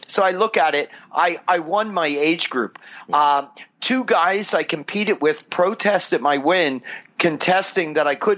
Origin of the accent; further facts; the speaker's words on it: New Jersey, United States; moved away as an adult; also born or lived in Philadelphia, Pennsylvania / Wilmington, Delaware; now in Southern California, United States; I was born in Philly and raised in South Jersey